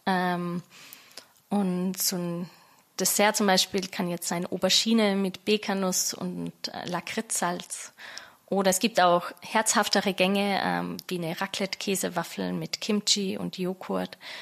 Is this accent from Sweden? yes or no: no; Austria; moved away as an adult; also born or lived in London; now in Berlin, Germany; ich bin gebürtige Österreicherin